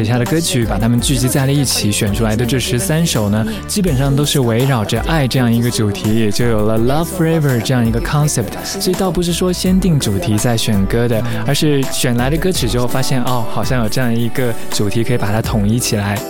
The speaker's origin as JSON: {"language": "Chinese", "country": "Japan", "tie": "born or raised there", "first_language": "English", "second_language": "Chinese", "said": "因为我一直都是国际学校接受英文教育，所以讲英文对于我来说比较习惯。那我在日本长大，两种语言都通，也就没有什么障碍。"}